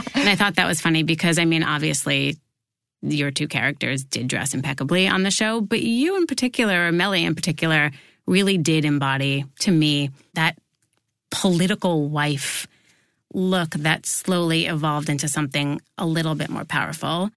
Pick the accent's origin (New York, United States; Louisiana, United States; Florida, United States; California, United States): New York, United States; I grew up here in New York